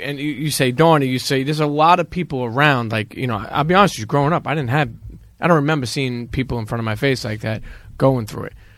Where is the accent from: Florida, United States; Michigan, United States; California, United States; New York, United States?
New York, United States; New York City; I grew up in Brooklyn